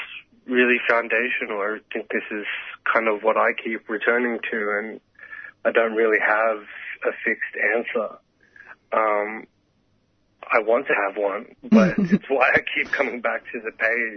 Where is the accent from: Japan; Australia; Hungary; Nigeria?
Australia; Sydney, New South Wales; my closest queer friends who I grew up with in Western Sydney.